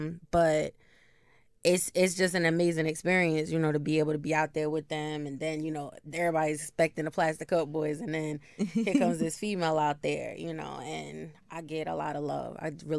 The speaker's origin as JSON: {"language": "English", "region": "New Jersey", "country": "United States", "tie": "born or raised there", "said": "Yes, born and raised in Jersey."}